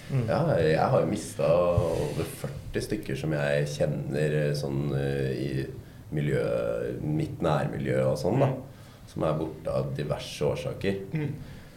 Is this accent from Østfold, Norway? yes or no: no; Drøbak, Akershus, Norway; Jeg vokste opp i Drøbak, ja. Mm. Og der har det vært et ganske tøft miljø. Der. Det er jo ganske nær Oslo.